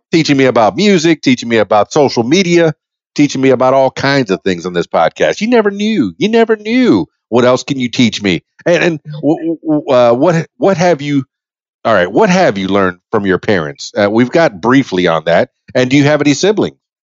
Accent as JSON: {"language": "English", "town": "Miami", "region": "Florida", "country": "United States", "said": "I'm half Cuban from Miami"}